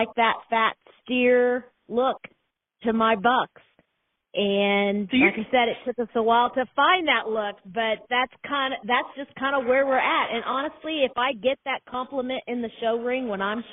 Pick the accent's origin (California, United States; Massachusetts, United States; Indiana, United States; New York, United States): Indiana, United States; Norman; We're from Norman, Indiana